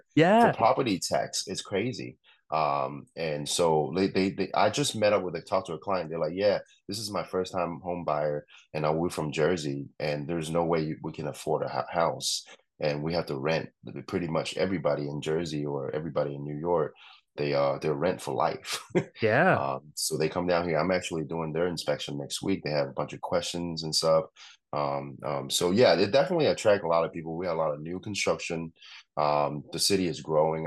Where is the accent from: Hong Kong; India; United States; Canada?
Hong Kong; moved away; I grew up in Hong Kong